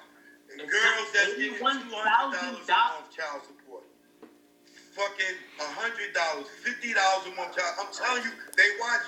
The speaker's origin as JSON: {"language": "English", "region": "New York", "country": "United States", "said": "I'm from New York."}